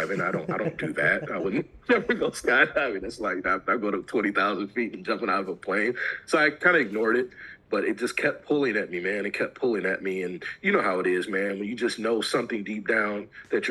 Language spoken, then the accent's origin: English; Detroit, Michigan, United States; I grew up in the Metro Detroit area